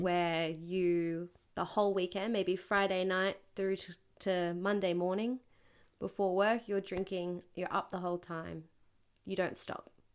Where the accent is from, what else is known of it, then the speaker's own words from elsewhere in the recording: Newcastle, New South Wales, Australia; Newcastle, my hometown where I'm from